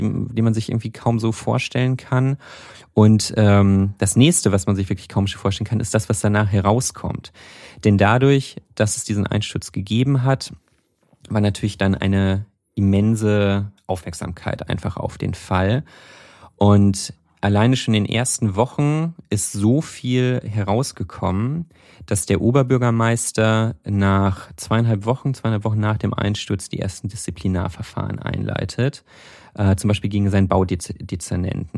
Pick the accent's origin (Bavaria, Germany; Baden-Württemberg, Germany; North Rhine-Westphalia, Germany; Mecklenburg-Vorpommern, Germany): North Rhine-Westphalia, Germany; ich komme ja aus Nordrhein-Westfalen, nicht aus Köln, aber aus Nordrhein-Westfalen.